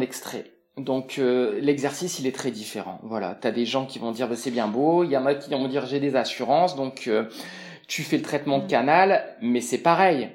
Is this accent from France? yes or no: yes; France; moved away as an adult; now in Quebec, Canada; Français, en grande partie, hein, on est des Latins